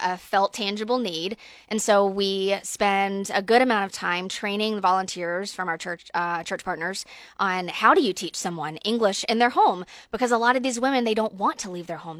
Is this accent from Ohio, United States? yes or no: no; Georgia, United States; moved away; I'm from Georgia, though, so I'm an, I'm an S E C fan